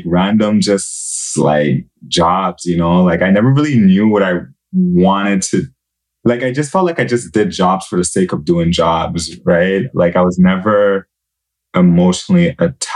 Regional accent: Montreal, Quebec, Canada; I'm from Montreal

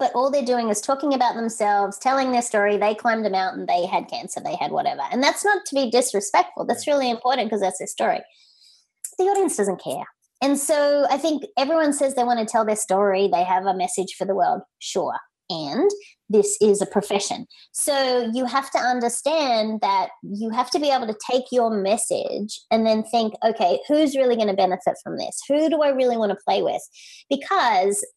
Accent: Australia; now in United States; as an Aussie in America, I am a US citizen now

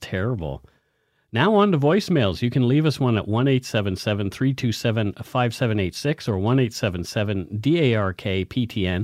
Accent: Halifax, Nova Scotia, Canada; moved away; my hometown, Halifax, Nova Scotia, well, I guess my birthplace

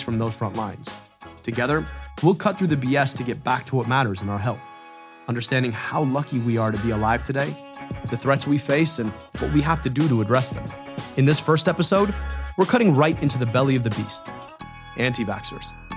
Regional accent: Michigan, United States; My home state, Michigan

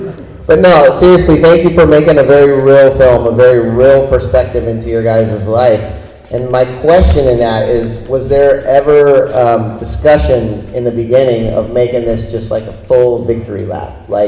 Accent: Florida, United States; I was a Grom, I grew up here in Florida

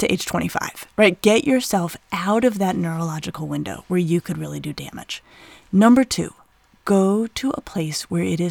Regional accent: Colorado, United States; I grew up in Colorado in the 80s

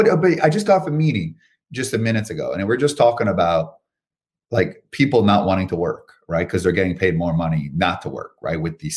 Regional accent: Canada; moved away as an adult; now in United States; I'm from Canada. Came here over 10 years ago

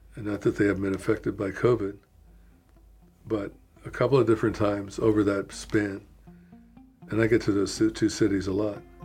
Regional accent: Washington, District of Columbia, United States; moved away; My hometown, Washington, was basically empty.

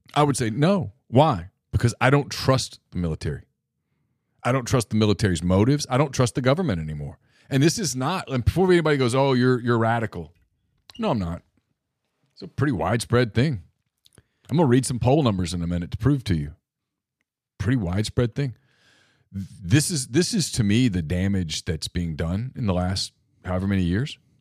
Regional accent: Louisiana, United States; my home state of Louisiana, And look, we in Louisiana almost take pride in how corrupt our politicians are

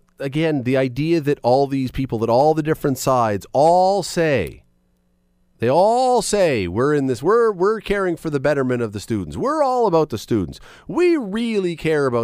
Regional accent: Toronto, Ontario, Canada; moved away as an adult; now in Hamilton, Canada; I grew up in Toronto. I've been in Hamilton for more than half my life.

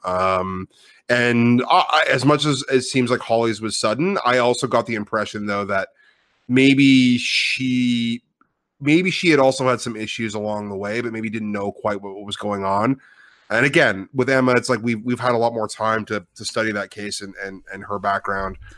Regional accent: Ottawa, Ontario, Canada; moved away as an adult; now in Vancouver, Canada; I am from Ottawa, so I am an Ontario native.

